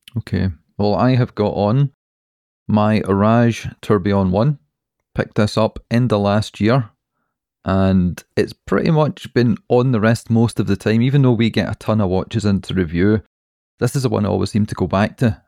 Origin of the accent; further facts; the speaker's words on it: Scotland, United Kingdom; We're Scottish